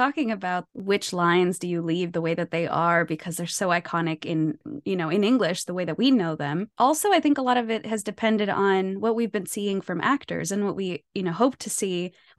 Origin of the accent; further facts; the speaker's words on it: United States; I'm Mexican American. My parents are immigrants from Mexico.